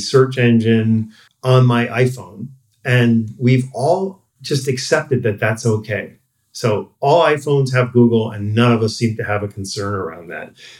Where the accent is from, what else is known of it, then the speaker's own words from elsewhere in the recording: New York, United States; I grew up in New York